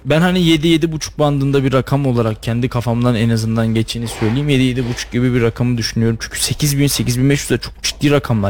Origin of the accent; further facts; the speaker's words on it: Istanbul, Turkey; moved away as an adult; now in Kayseri, Turkey; Benim çocukluğum İstanbul'da geçti. Çok uzun yıl 18-19 yıl kadar İstanbul'da yaşadım.